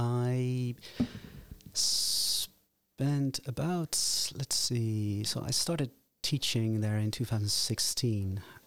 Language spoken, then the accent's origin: English; Netherlands; also born or lived in United States; Because I was born and raised in Holland and did my undergraduate work here, completed my master's degrees before I moved to the United States to pursue a PhD.